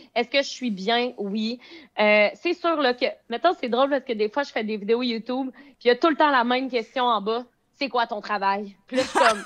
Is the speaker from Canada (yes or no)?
yes; Beauce, Quebec, Canada; now in Montreal, Canada; je viens de la Beauce, mais j'habite présentement dans les coins de Montréal